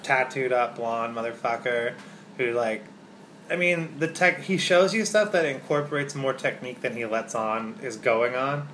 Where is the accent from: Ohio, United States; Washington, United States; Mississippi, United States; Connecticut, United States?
Washington, United States; Spokane; here where I grew up in Spokane